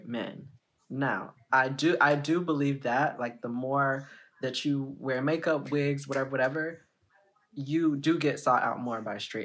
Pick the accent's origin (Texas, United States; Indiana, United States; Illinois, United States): Texas, United States; Houston; now in San Antonio, United States; I'm from Houston, Texas